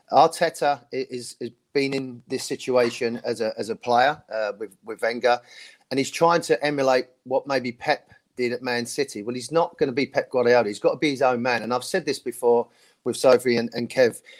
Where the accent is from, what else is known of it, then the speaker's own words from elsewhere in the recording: London, United Kingdom; North London. I was born in Islington, Stoke